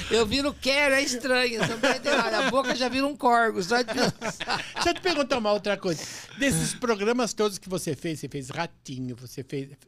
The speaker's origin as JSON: {"language": "Portuguese", "region": "Minas Gerais", "country": "Brazil", "said": "Sou mineira, não tem nem como."}